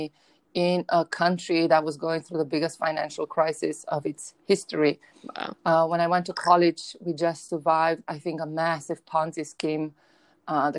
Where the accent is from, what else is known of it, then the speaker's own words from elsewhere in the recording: Romania; moved away; I grew up in Romania, in a very broken post-communist regime